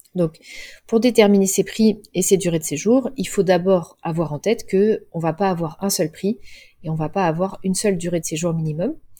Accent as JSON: {"language": "French", "town": "Cholet", "region": "Pays de la Loire", "country": "France", "tie": "born or raised there", "said": "Moi, j'ai grandi à Cholet"}